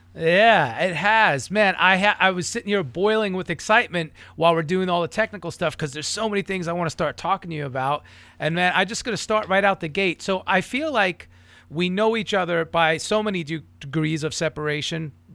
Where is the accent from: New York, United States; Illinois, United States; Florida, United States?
New York, United States; moved away; I'm from New York originally.